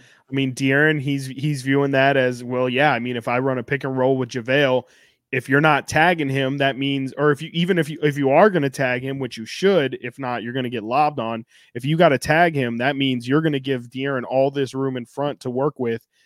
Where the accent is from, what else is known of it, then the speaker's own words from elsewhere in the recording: Sacramento, California, United States; I'm born and raised in Sacramento